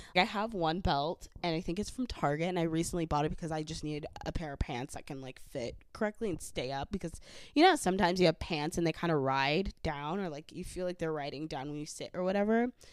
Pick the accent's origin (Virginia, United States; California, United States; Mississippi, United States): California, United States; the Valley; accent: valley; I am from the valley, so I will have a valley accent.